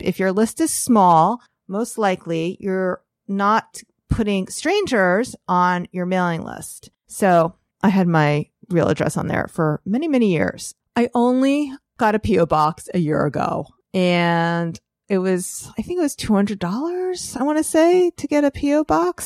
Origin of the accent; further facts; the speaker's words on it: New York, United States; as a New Yorker